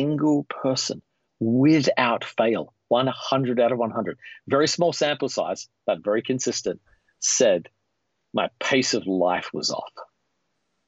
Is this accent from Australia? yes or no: yes; Australia; moved away as an adult; now in United States; growing up in Australia